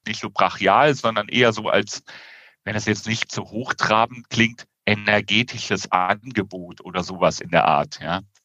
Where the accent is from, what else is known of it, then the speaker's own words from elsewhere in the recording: Rhineland, Germany; als Rheinländer eher lauter denn leiser bin